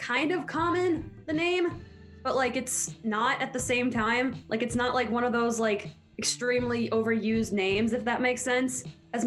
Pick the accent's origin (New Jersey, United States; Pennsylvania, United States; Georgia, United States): New Jersey, United States; Mahwah; I'm from Mahwah, New Jersey.